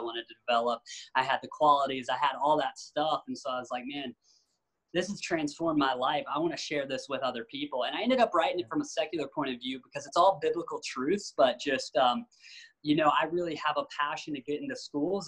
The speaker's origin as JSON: {"language": "English", "region": "Tennessee", "country": "United States", "tie": "born or raised there", "said": "I grew up in Tennessee where skating wasn't really popular"}